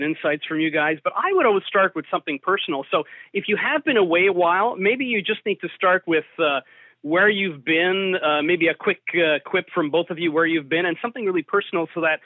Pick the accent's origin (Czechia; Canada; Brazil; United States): Canada; Toronto, Ontario; I'm originally from Toronto, born of a Portuguese heritage.